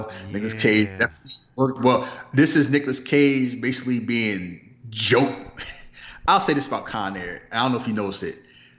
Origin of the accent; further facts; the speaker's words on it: Philadelphia, Pennsylvania, United States; because I'm from Philly